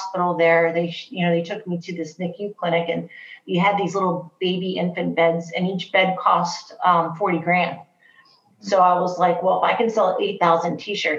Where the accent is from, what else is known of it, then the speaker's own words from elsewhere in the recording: New Jersey, United States; now in Ohio, United States; I'm originally from New Jersey, so I have a very, you know, East Coast, you know, New York mentality about how I run my business